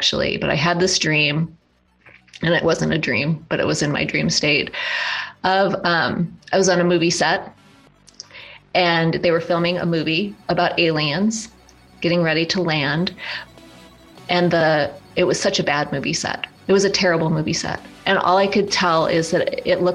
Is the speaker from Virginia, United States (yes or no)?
no; Black Hills of South Dakota, United States; now in Sedona area, United States; I grew up in the Black Hills of South Dakota